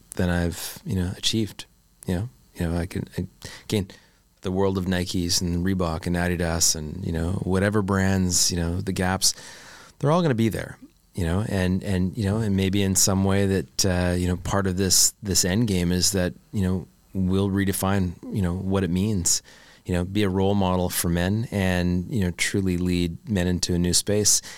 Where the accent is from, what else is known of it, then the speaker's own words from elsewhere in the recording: Canada; I'm a Canadian boy.